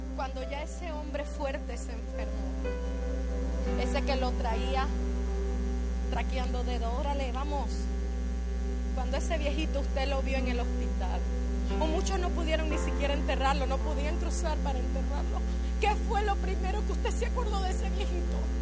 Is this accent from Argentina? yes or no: no; Panama; moved away; Yo soy panameña